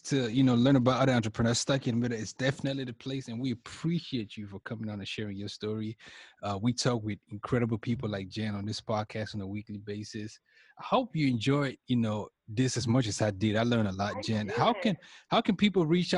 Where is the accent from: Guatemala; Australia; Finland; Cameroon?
Cameroon; I'm from Cameroon. That's in West Africa